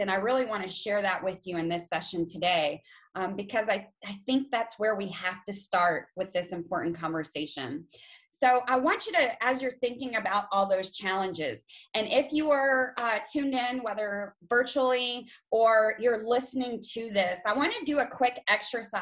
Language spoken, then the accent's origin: English; China, Texas, United States; now in Harker Heights, United States; born and raised in Texas. I'm from a very, very small town, China, Texas